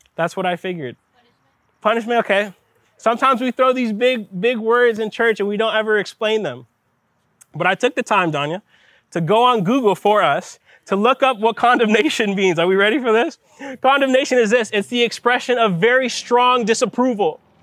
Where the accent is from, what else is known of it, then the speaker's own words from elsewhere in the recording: Miami, Florida, United States; I'm from Miami